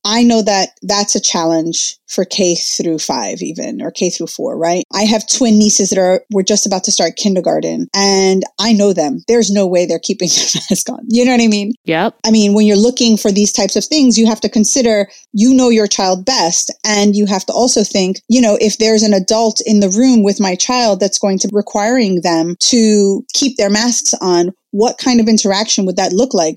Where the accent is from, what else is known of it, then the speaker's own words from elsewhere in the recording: Jersey City, New Jersey, United States; I was actually born and raised in uh, Jersey City